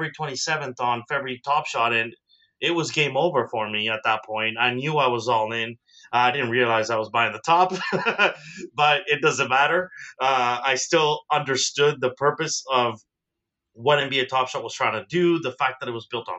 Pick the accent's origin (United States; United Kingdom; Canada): Canada; Toronto, Ontario; also born or lived in South America; I am proudly from Toronto